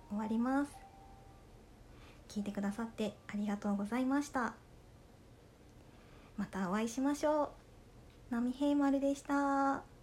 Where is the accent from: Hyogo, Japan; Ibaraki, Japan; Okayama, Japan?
Okayama, Japan; now in Kansai, Japan; 私はもともと岡山の出身で関西人ではなかったわけですけど今は関西人のつもりですし関西弁は好きなので楽しく読めますね